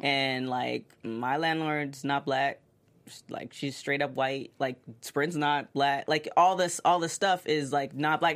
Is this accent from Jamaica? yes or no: no; Toronto, Ontario, Canada; moved away; I'm originally from Toronto